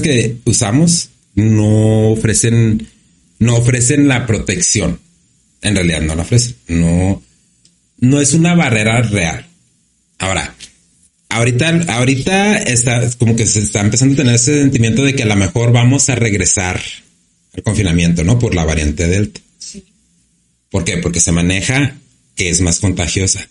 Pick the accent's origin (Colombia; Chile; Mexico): Mexico; Ciudad Juárez, Chihuahua; moved away as an adult; la mayoría de los que somos de aquí de Juárez, ¿no? De los que somos de aquí de Juárez, como por decir, yo pues no, no vivo aquí pero yo no me puedo alejar de aquí